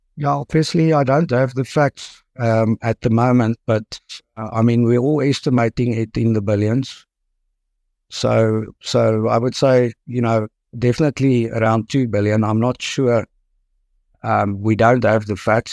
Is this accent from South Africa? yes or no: yes; Potchefstroom, North West, South Africa; now in Pretoria, South Africa; I'm born and bred in Port of Durham, so I studied there in at the University in Potchefstroom